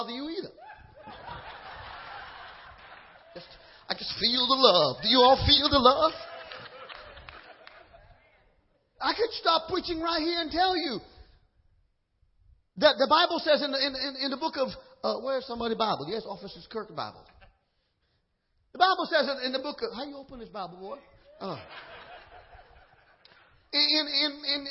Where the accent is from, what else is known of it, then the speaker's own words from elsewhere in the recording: Trinidad & Tobago; now in Georgia, United States; I'm from Trinidad